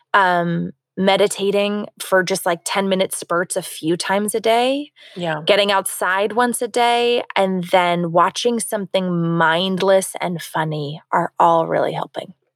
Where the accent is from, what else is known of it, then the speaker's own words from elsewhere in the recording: Florida, United States; now in California, United States; I'm from Florida